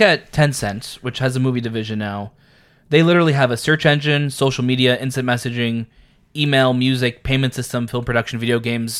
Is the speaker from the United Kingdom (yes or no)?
no; Canada; we're Canadian